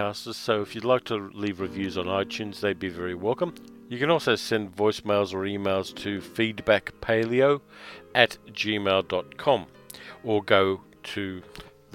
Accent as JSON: {"language": "English", "town": "Sydney", "region": "New South Wales", "country": "Australia", "tie": "born or raised there", "moved": "yes", "lives_now": "Melbourne, Australia", "said": "I grew up in Sydney, which is subtropical, and I moved to Melbourne"}